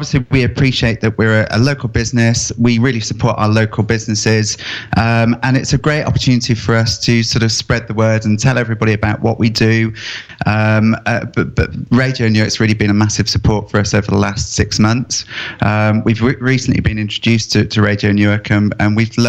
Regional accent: Sheffield, Yorkshire and the Humber, United Kingdom; moved away as an adult; now in Newark, United Kingdom; Originally, I was from Sheffield. Moved to Newark

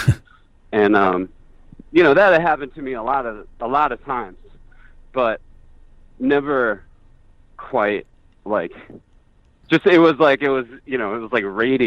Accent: Chicago, Illinois, United States; I'm from Chicago

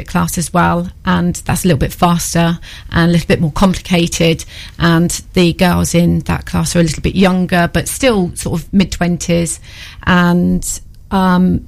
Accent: Cambridgeshire, East of England, United Kingdom; moved away as an adult; now in Newark, United Kingdom; So I am not from Newark originally. I'm from Cambridgeshire

